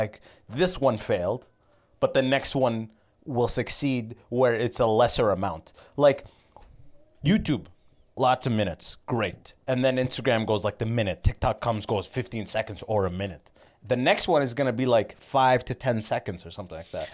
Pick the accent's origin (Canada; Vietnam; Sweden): Canada; I'm Canadian